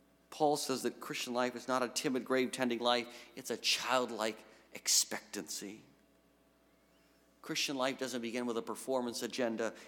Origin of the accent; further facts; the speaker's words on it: New England, United States; now in Western Massachusetts, United States; I had no idea Western Mass existed 8 years ago, and I'm from New England